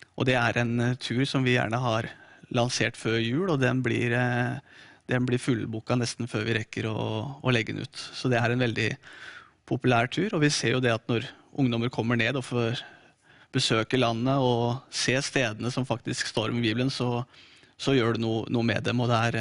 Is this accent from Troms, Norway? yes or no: no; Drammen, Buskerud, Norway; fikk jeg min eh, første bibel av eh, De frie venner i Drammen, i menigheten der jeg vokste opp